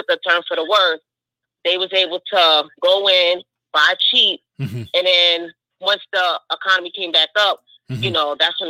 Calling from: New York City, New York, United States; calling from Brooklyn.

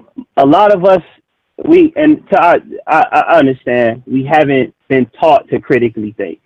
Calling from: Chicago, Illinois, United States; I'm out of Chicago with it.

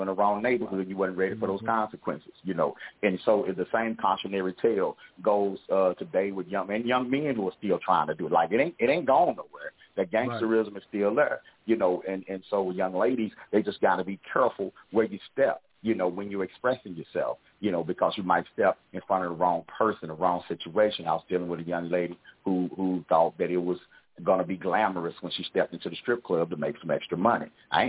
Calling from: Fort Worth, Texas, United States; I'm calling from Fort Worth, Texas. So I'm at home this weekend.

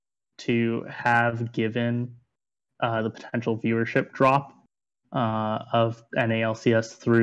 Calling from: Los Angeles, California, United States; I am here in not so sunny Los Angeles.

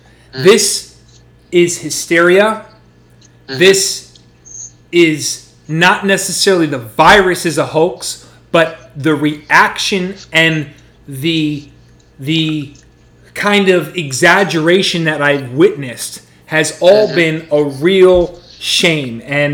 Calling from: Florida, United States; I'm from the United States, calling in this evening.

